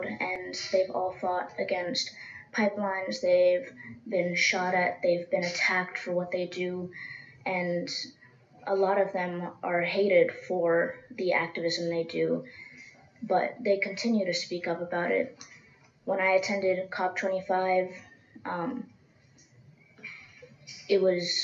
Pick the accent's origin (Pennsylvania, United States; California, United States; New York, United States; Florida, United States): Florida, United States; Seminole Indian Reservation; I grew up on the Seminole Indian Reservation